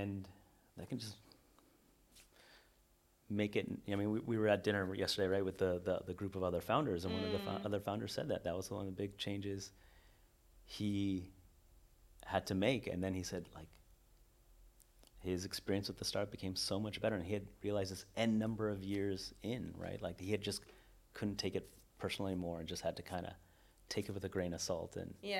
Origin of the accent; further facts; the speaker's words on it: Northern California, United States; I'm from Northern California